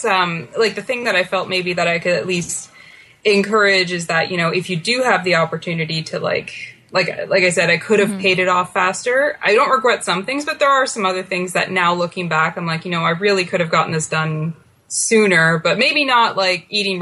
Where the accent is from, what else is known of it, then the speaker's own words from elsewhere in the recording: Ottawa, Ontario, Canada; I born and raised in Ottawa and, I'm back here now in Ottawa.